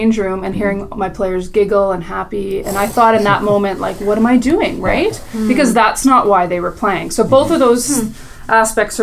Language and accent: English; Saskatoon, Saskatchewan, Canada; I'm from Saskatoon, mm-hmm. Saskatchewan, born and raised